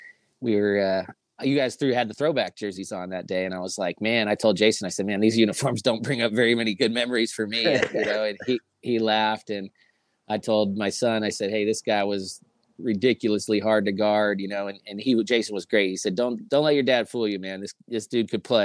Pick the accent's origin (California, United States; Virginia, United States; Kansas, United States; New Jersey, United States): California, United States; Southern; moved away; growing up in Southern California